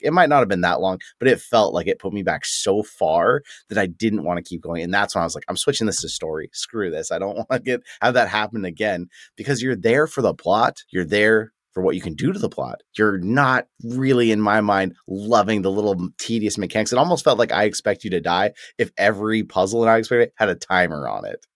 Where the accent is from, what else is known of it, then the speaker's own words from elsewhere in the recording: United States; being an American